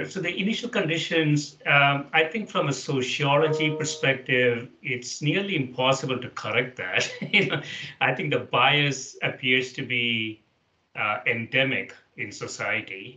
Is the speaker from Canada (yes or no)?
no; India; the place that I grew up in India